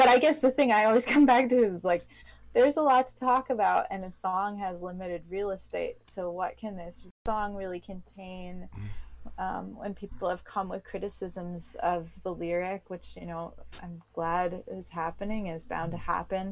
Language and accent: English; East Coast, United States; I grew up on the East Coast